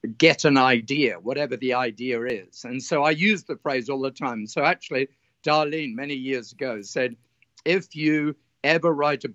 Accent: south of England, United Kingdom; moved away as an adult; now in Australia; I was brought up in England on a farming community in the south of England

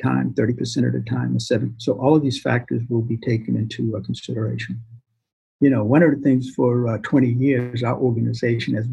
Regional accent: Boston, Massachusetts, United States; I grew up in Boston

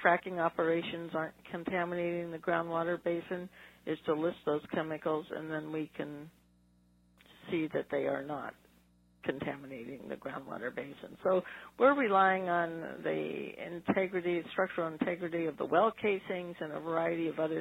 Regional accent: Los Angeles, California, United States; I grew up in the San Fernando Valley

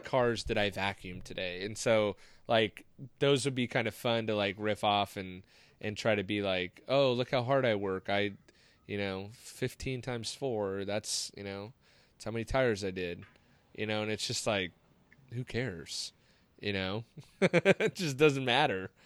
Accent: Seal Beach, California, United States; growing up in Seal Beach

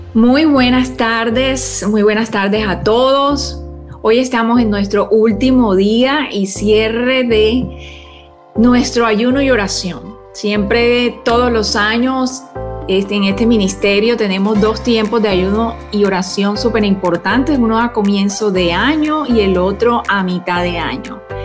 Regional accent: Barranquilla, Atlántico, Colombia; moved away; es mi tierra también natal

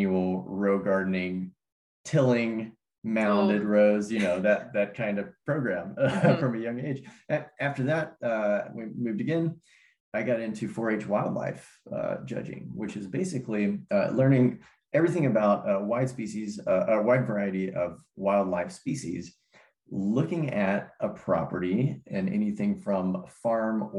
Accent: Cumberland Plateau, Tennessee, United States; also born or lived in Bay Area, California; When I was 5 years old, my family moved to this little rural plot in the Cumberland Plateau in the middle of Tennessee. And it's funny, I was born outside the Bay Area in California, but my family's from Tennessee

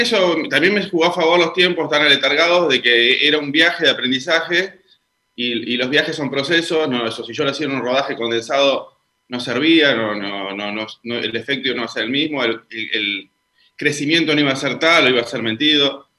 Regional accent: Neuquén, Argentina; moved away; yo soy oriundo de Neuquén

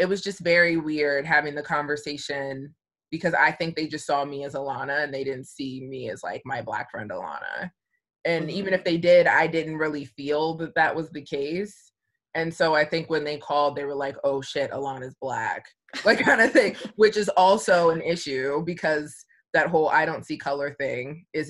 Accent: Columbia, Maryland, United States; I grew up in Columbia, Maryland, and it's a melting pot

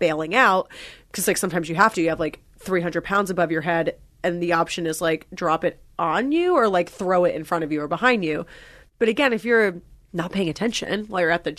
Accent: New Jersey, United States; moved away; I'm from New Jersey and I recently went home like in over the summer

